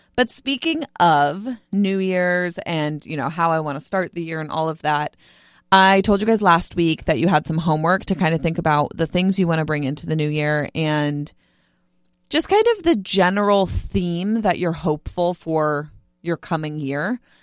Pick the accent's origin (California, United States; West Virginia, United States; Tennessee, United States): California, United States; Bay Area; now in San Diego, United States; I was in the Bay Area for, like, in my hometown for Christmas